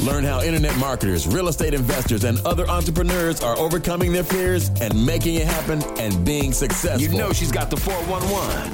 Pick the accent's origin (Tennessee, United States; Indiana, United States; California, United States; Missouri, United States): Missouri, United States; St. Louis; I'm from St. Louis, the show me state of Missouri